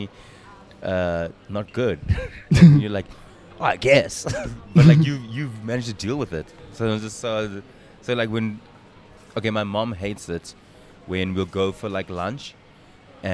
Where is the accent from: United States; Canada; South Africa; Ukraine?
South Africa; as South African comedians